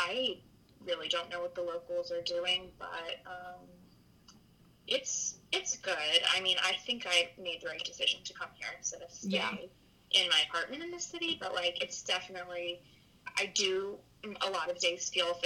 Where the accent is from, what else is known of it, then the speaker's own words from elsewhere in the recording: North Carolina, United States; moved away as an adult; now in New York, United States; We grew up together in North Carolina